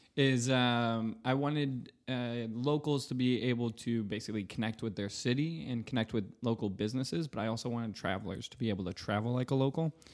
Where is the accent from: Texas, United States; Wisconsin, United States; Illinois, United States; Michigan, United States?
Michigan, United States; also born or lived in Grand Rapids, Michigan; I'm from Michigan